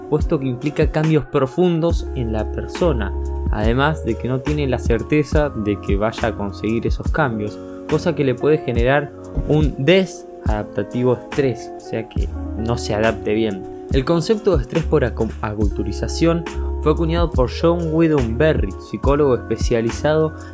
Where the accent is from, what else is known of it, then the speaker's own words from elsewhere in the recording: Argentina; Por ejemplo, si yo … que soy de Argentina, me voy a ir a España, voy a tener que pasar este estrés por aculturizarme.